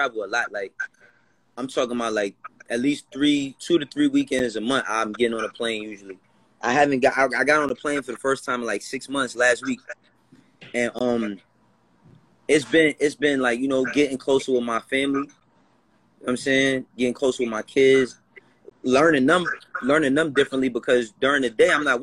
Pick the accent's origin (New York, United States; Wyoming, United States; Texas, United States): New York, United States; New York City; I'm from Harlem and the Bronx